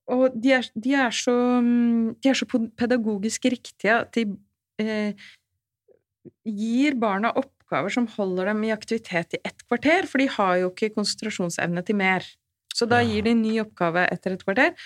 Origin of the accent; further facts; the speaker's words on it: Oslo, Norway; Jeg er født og oppvokst i Oslo.